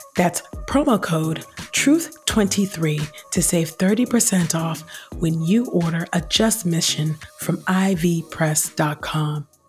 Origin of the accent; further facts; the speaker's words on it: Nigeria; I'm Nigerian